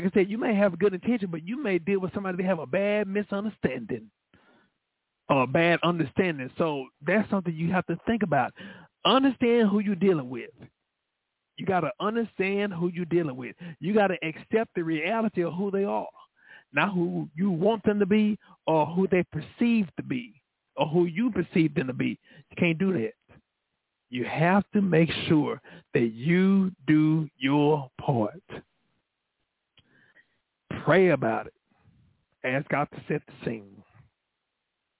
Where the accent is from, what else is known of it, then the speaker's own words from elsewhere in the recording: Dallas, Texas, United States; I'm from Oak Cliff